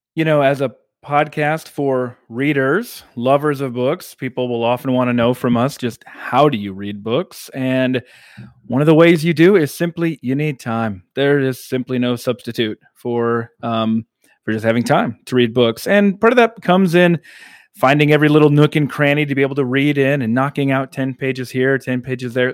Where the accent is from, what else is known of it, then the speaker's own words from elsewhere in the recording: the South, United States; I, living as a Southerner